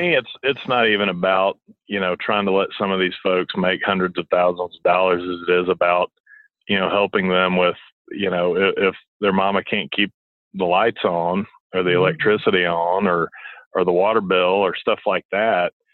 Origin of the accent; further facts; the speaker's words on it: Montgomery, Alabama, United States; moved away as an adult; now in Arkansas, United States; I grew up in Montgomery, Alabama, and a big Auburn family